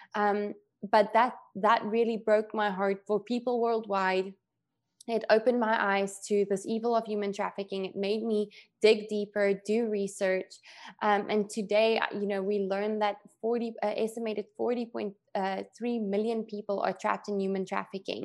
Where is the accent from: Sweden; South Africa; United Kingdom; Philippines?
South Africa; moved away; growing up in South Africa